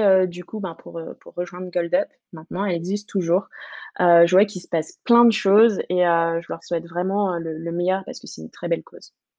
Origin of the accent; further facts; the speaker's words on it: French Guiana; moved away as an adult; now in Paris, France; je viens de Guyane. Donc, euh, je, suis, un peu euh, sud-américaine